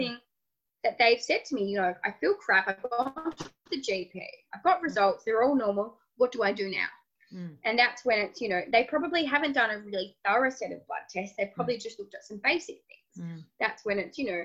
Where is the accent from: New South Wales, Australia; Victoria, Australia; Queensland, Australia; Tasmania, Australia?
Tasmania, Australia; I'm from Tasmania.